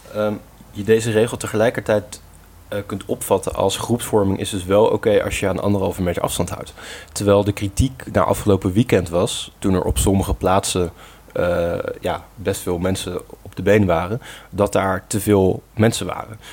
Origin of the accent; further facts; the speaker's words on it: Gorinchem, South Holland, Netherlands; waar mijn geboortestad, eh, Gorkum, ondervalt